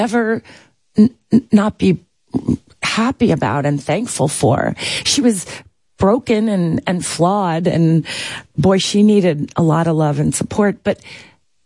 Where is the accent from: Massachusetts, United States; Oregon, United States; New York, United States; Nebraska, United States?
New York, United States; I was from New York. I wasn't an LA hire